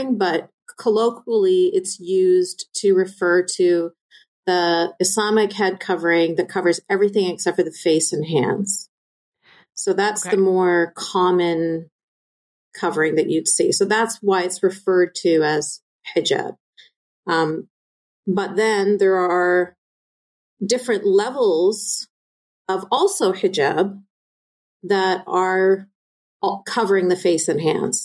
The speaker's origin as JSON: {"language": "English", "country": "Canada", "tie": "born or raised there", "said": "I was born and raised in Canada, I lived in a bubble separate from everybody else"}